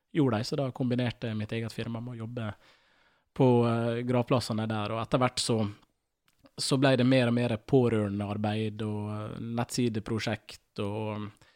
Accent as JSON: {"language": "Norwegian", "town": "Ålesund", "region": "Møre og Romsdal", "country": "Norway", "tie": "born or raised there", "said": "jeg vokste opp på Gåseid"}